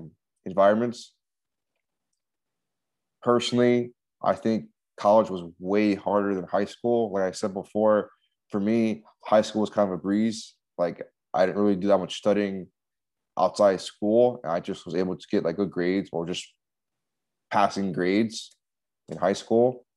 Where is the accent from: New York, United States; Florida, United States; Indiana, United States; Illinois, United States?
Florida, United States; Miami; moved away; I was still in my hometown in Miami